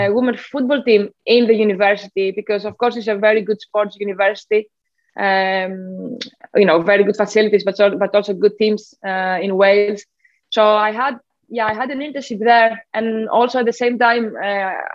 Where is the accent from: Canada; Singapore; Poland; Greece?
Greece; Athens, Attica; moved away as an adult; now in England; I did grow up in Athens. So I am from Greece originally. I grew up there.